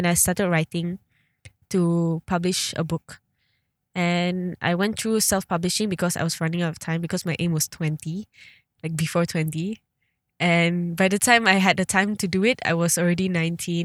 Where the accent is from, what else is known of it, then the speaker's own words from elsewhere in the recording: Sabah, Malaysia; I'm a Sabahan, like I'm from Sabah